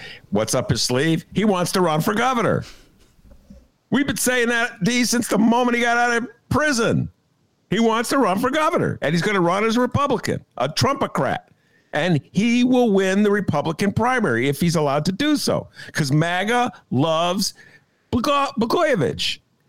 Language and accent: English; Chicago, Illinois, United States; I am a Chicagoan.